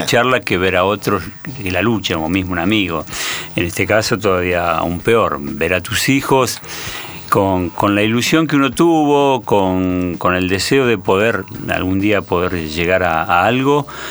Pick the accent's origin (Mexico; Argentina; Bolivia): Argentina; nosotros somos, el argentino es deportista